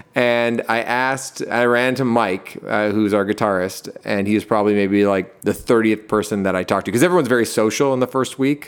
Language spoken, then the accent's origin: English; Toronto, Ontario, Canada; also born or lived in Hamilton; I, I grew up in Toronto, like, right downtown